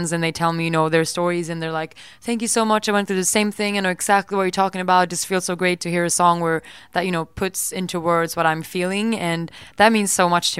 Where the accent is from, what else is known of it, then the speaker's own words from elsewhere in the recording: Sweden; English is a second language; moved away; I'm from Sweden.